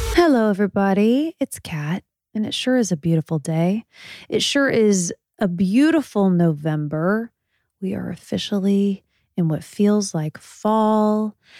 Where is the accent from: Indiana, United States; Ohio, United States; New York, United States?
Indiana, United States; moved away; I'm from Indiana